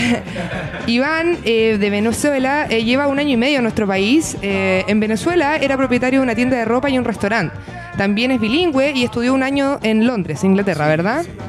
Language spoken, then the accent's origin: Spanish; Chile; cómo los chilenos también hemos afrontado este cambio cultural